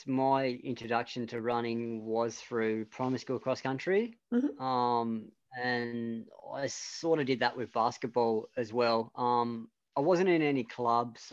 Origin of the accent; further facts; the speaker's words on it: Devonport, Tasmania, Australia; I moved back to Devonport, and that's where I basically spent my primary school, high school and college.